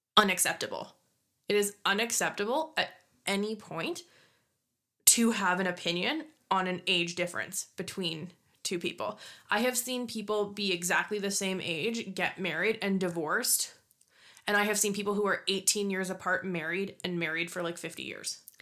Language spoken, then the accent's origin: English; Scotland, United Kingdom; I'm Scottish